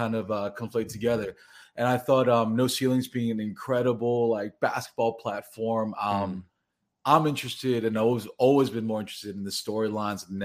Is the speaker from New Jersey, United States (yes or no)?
yes; by way of Queens, New Jersey, United States; moved away as an adult; now in Los Angeles, United States; I'm originally from New Jersey, by way of Queens